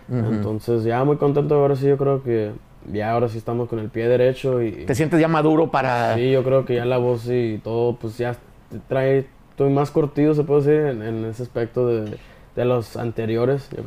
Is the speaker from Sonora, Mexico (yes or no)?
yes; Ciudad Obregón, Sonora, Mexico; De Oregón, Sonora.